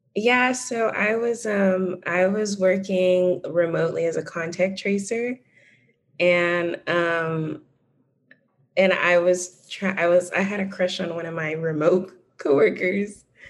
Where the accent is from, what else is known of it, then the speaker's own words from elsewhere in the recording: Dallas, Texas, United States; moved away as an adult; also born or lived in Bay Area; now in Dallas, United States; my hometown is actually Dallas.